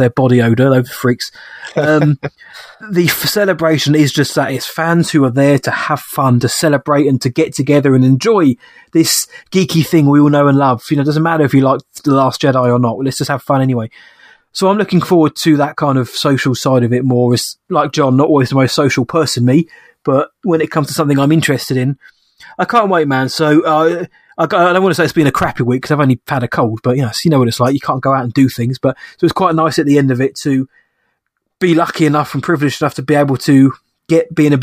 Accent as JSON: {"language": "English", "country": "United Kingdom", "said": "being British"}